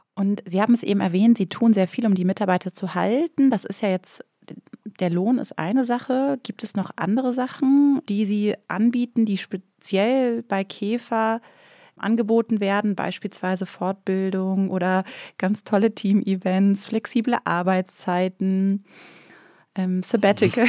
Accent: Northern Germany, Germany; moved away as an adult; also born or lived in Bavaria; Ich komme ursprünglich aus Norddeutschland. Ich bin nach Bayern gezogen fürs Studium

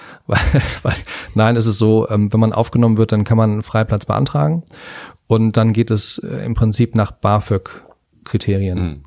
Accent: Hamburg, Germany; also born or lived in Henstedt-Ulzburg; now in Berlin, Germany; also ich bin geboren in, äh, in Hamburg in Hennstedt-Ulzburg genau genommen. Das ist ja nicht ganz Hamburg, aber bin dann aufgewachsen in Hamburg

